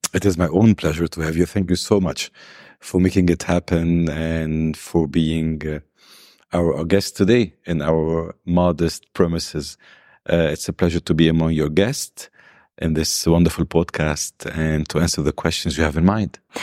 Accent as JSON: {"language": "English", "country": "Lebanon", "tie": "born or raised there", "also_born_or_lived": "South America", "said": "I was born in South America. My father passed away before I was born. So, I returned to Lebanon. I was two months old. I've lived in a wonderful home full of love"}